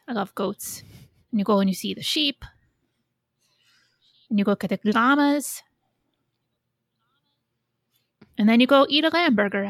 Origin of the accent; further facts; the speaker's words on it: Goshen, Indiana, United States; where I grew up in Goshen in Indiana, Elkhart County has the biggest or the second biggest county fair in the country.